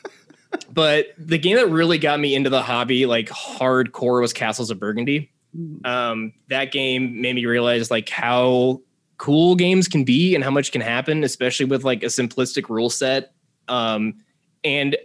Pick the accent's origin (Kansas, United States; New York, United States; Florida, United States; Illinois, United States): Kansas, United States; moved away as an adult; now in Chicago, United States; I grew up in Kansas, but then my wife and I moved, well, then girlfriend, we moved to Chicago about 6 years ago